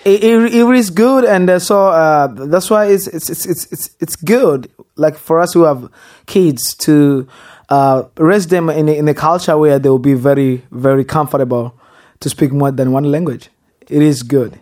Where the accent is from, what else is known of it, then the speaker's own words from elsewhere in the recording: DR Congo; English is a second language; also born or lived in Rwanda / West Texas; now in Texas, United States; a boy who was born and raised in Congo